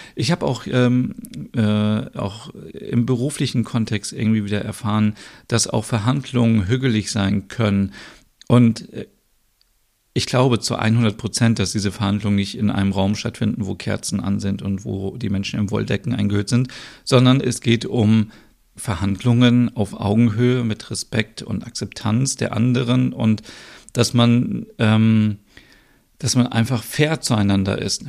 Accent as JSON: {"language": "German", "country": "Germany", "moved": "yes", "lives_now": "Denmark", "said": "bei uns in Deutschland"}